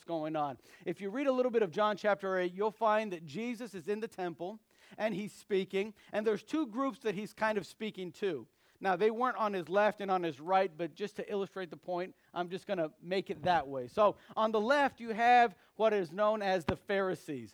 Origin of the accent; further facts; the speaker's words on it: United States; I thank God that he placed me in this country, has allowed me to be born in this country.